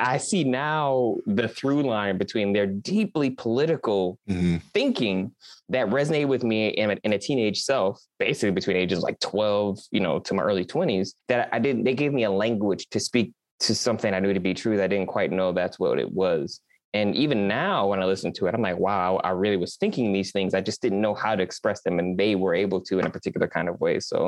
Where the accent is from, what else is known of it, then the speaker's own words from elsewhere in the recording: Midwest, United States; moved away as an adult; now in California, United States; growing up in the Midwest